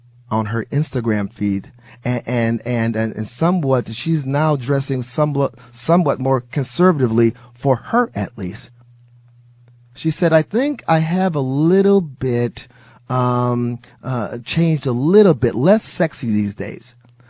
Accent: Wisconsin, United States; I'm originally from Wisconsin. Don't hold that against me. Great state. I wouldn't be talking about great state. And I was born and raised there, and I was a Packer fan against my father's will. He moved from Mississippi up to Wisconsin

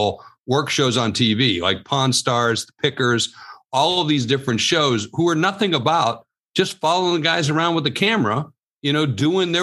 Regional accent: South Dakota, United States; my home state of South Dakota

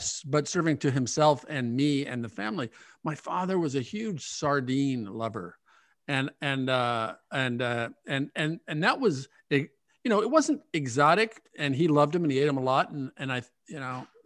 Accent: Omaha, Nebraska, United States; I grew up in Omaha

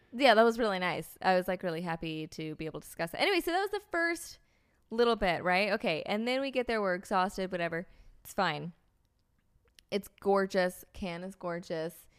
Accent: United States; as an American

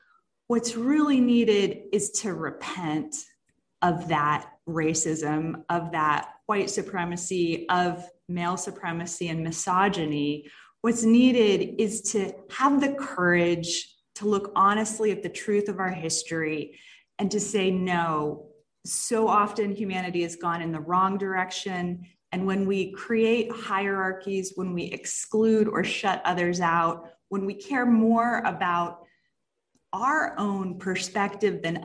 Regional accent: Jacksonville, Florida, United States; moved away as an adult; also born or lived in Dallas, Texas; I did grow up in the Dallas area and then in North Florida, Jacksonville is my hometown

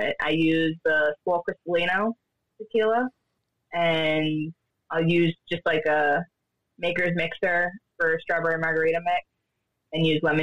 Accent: Oxford, Massachusetts, United States; I'm from Massachusetts

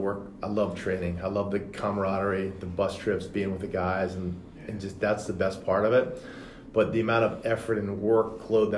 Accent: Richmond, Virginia, United States; born or raised there

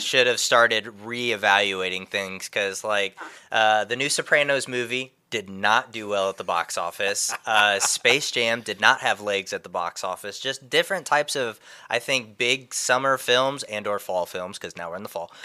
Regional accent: Indiana, United States; moved away; I'm originally from Indiana, and it's always been a dream of mine to go back to the home state

